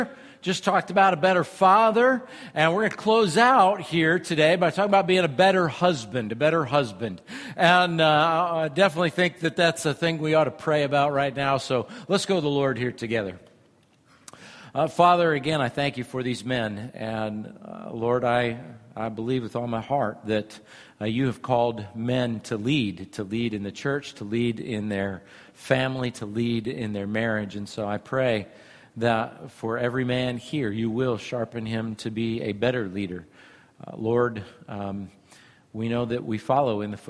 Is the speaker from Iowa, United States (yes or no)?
yes; Iowa, United States; I'm from Iowa